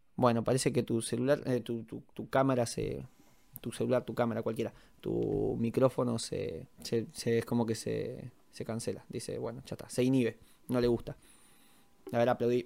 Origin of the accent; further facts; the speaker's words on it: Argentina; yo soy argentino.